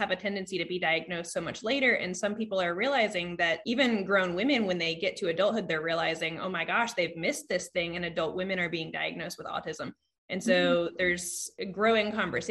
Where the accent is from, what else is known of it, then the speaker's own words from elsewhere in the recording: Vermont, United States; I was born in Vermont